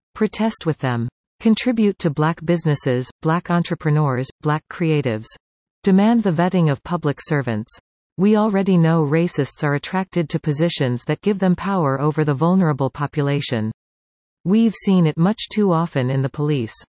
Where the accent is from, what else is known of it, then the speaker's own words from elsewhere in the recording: Dominican Republic; moved away; I come from the Dominican Republic